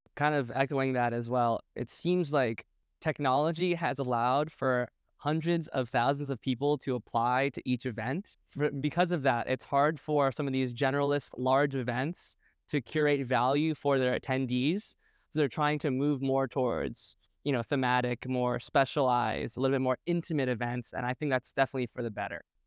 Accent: New York City, New York, United States; I was born and raised in New York City

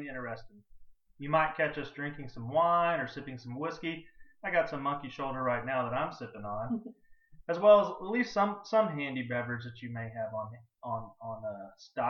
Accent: Texas, United States; I'm from Texas

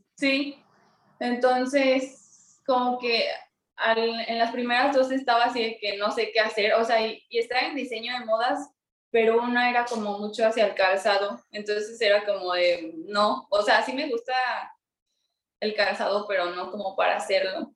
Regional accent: Mexico City, Mexico; now in Irapuato, Mexico; yo nací en la Ciudad de México, pero ahorita estoy viviendo en Irapuato, Guanajuato

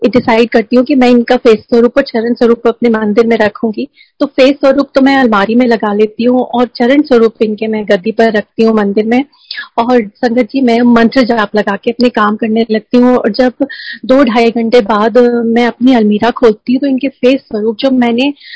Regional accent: Jabalpur, Madhya Pradesh, India; moved away; मेरे home town Jabalpur में

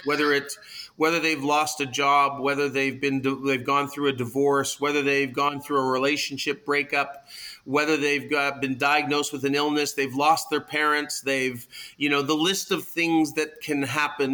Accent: Toronto, Ontario, Canada; I am uh, born and bred in Toronto

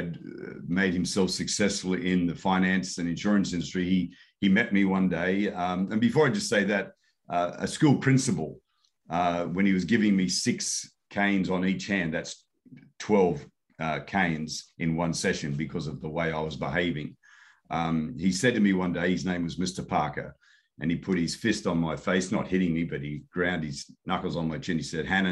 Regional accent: Sydney, New South Wales, Australia; I was born in Newtown, actually at the front door of the house.

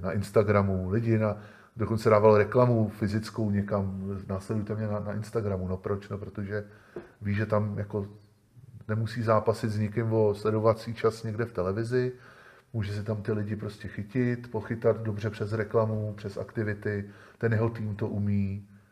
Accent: Czechia; my u nás v Čechách

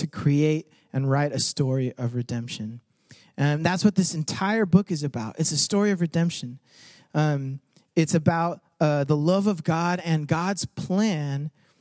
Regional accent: United States; a first-generation Mexican-American person, like, my parents came from Mexico, and I was born here

